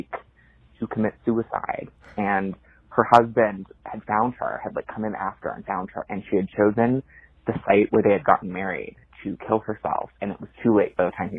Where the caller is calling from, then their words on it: Brookline, Massachusetts, United States; I'm calling from Brookline, Massachusetts.